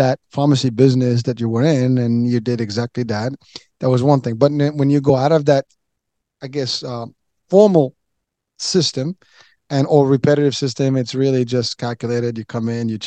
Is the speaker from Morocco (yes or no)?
yes; Morocco; moved away; I'm originally from Morocco.